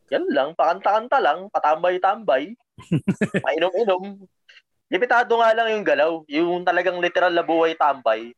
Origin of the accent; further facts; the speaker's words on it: Luzon, Philippines; bata ako, syempre, taga Luzon ako